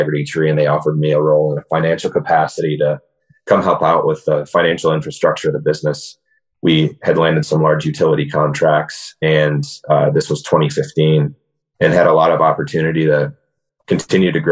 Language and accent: English; West Michigan, United States; Born and raised in West Michigan